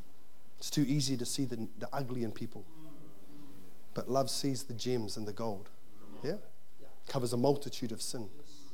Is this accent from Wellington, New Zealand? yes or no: yes; Wainuiomata, Wellington, New Zealand; I can't really do it because I'm from Wainumata, and you know, I haven't really got an upbringing